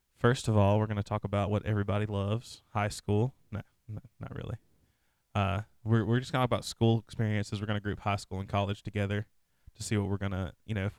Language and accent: English; Alabama, United States; now in Atlanta, United States; Tiff and I are from Alabama